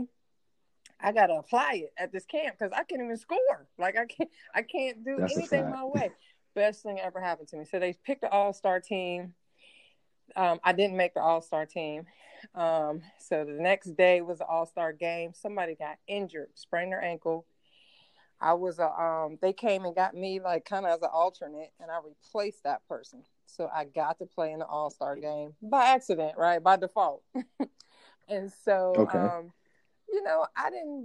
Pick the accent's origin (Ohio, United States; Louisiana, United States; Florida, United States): Ohio, United States; Steubenville; moved away as an adult; I'm from Steubenville, Ohio. Like, people, you're born there, you die there, you rarely go on vacation, maybe to the lake down the road, but that's it, you know? And so, so my school, my high school team was going to camp at Ohio State. That was like the big camp in our area, right? And it's about 2.5 mm-hmm. hours from where I grew up